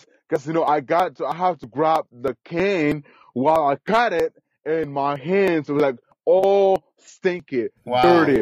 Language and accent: English; Guatemala; English is a second language; moved away; I was born literally 4 hours away from Guatemala City, literally in the jungle.